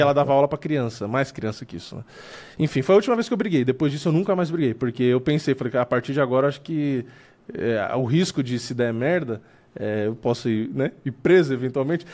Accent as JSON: {"language": "Portuguese", "region": "São Paulo", "country": "Brazil", "said": "eu sou daqui de São Paulo"}